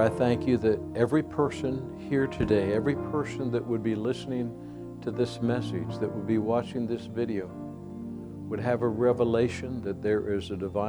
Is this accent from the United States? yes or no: yes; United States; we are proud to be Americans